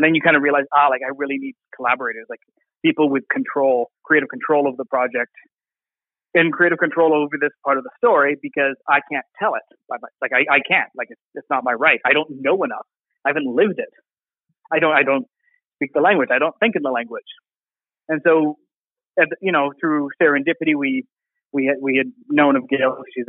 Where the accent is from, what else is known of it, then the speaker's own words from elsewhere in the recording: Alberta, Canada; born there; Anglophone, born in Quebec to a, born in Alberta to a military family. You know, this is, I could identify as Canadian as a child.